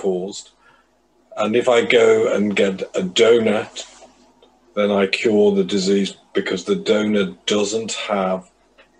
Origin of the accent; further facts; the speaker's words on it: Liverpool, North West England, United Kingdom; moved away as an adult; also born or lived in Cambridge / London; now in Manchester, United Kingdom; I was brought up in Liverpool.